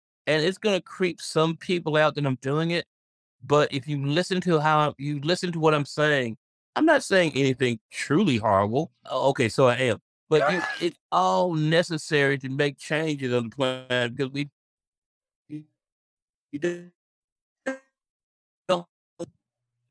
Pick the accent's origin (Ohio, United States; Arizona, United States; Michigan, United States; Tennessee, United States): Tennessee, United States; Memphis; I'm from Memphis